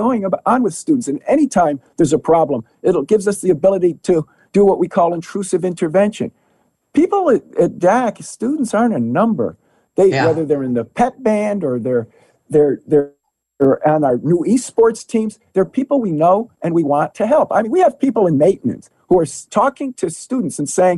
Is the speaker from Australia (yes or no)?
no; New York, United States; also born or lived in New Jersey; now in Illinois, United States; As a New Yorker, I've been a product of and also involved with the SUNY board